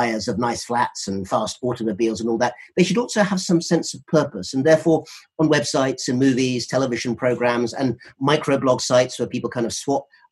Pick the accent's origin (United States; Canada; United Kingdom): United Kingdom; we're both British